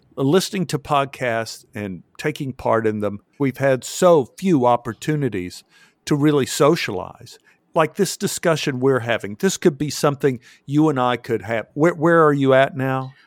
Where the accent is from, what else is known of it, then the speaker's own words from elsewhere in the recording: Texas, United States; I grew up in Texas